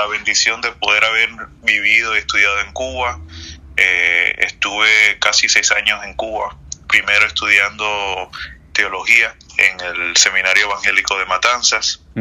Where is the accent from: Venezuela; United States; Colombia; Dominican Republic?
Dominican Republic; born there; Yo nací en República Dominicana.